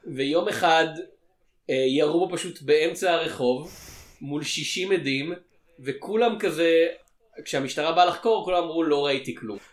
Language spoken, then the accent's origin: Hebrew; Israel; אצלנו בישראל